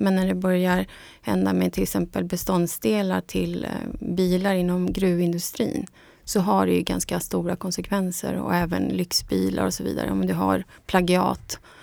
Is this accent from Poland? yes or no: no; Bolivia; moved away; also born or lived in Munich, Germany; jag är från Bolivia